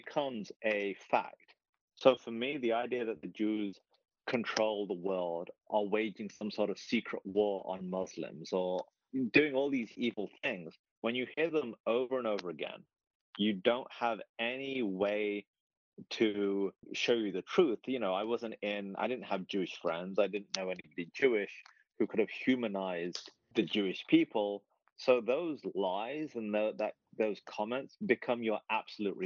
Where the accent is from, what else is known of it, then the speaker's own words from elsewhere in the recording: England, United Kingdom; moved away as an adult; also born or lived in Canada; now in United States; That I grew up in England. I was born in England. My family had come from Pakistan